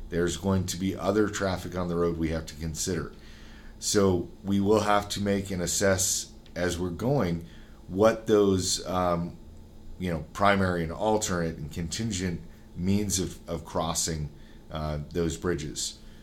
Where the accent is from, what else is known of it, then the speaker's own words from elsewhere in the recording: Utah, United States; I'm from Utah, Utah was set up where there was a town every 10 miles